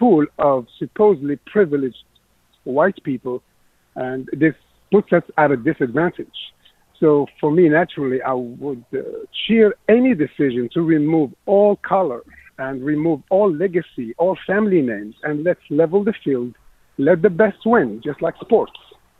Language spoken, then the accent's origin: English; Morocco; moved away as an adult; now in United States; So I'm an immigrant from Morocco.